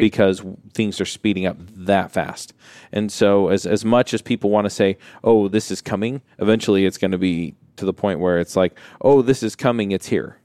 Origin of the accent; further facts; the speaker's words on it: Utah, United States; If you're from Utah and I'm from Utah